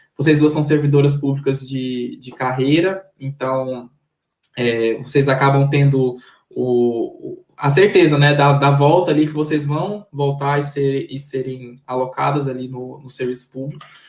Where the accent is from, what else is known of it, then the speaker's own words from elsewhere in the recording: Maranhão, Brazil; eu sou maranhense